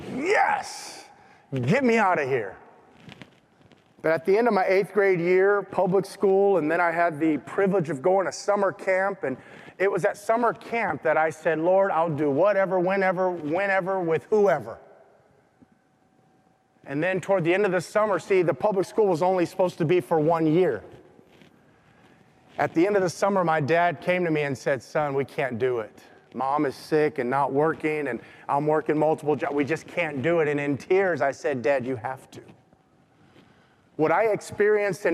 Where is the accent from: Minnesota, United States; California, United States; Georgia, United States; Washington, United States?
California, United States; Compton; I grew up in Compton